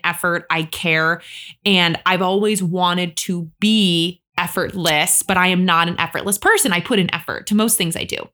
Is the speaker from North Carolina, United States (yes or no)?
no; Michigan, United States; moved away as an adult; now in New York City, United States; I grew up in Michigan